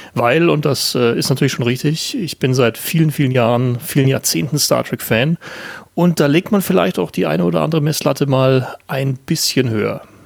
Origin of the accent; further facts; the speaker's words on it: Landshut, Bavaria, Germany; aus dem tiefsten Niederbayern, aus Landshut oder beziehungsweise aus der Nähe von Landshut